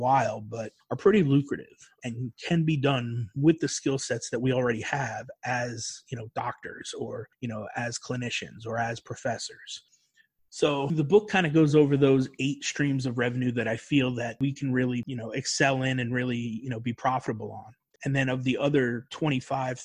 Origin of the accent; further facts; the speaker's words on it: New York, United States; moved away as an adult; also born or lived in North Carolina; I was from New York and it was cold up there, man